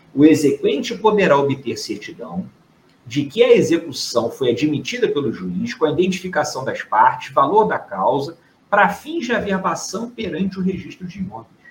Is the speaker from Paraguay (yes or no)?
no; Rio de Janeiro, Brazil; estou aqui do Rio de Janeiro, sou carioca